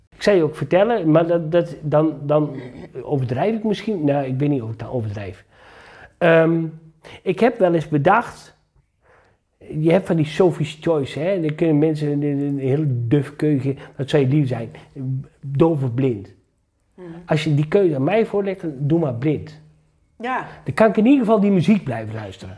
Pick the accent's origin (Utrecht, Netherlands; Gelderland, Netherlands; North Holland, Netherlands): Gelderland, Netherlands; Achterhoek; ik ben geboren en getogen in de Achterhoek